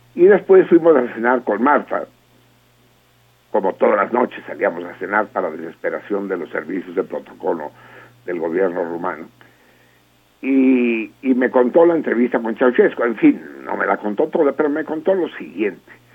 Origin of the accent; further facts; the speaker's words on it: Mexico; como mexicanos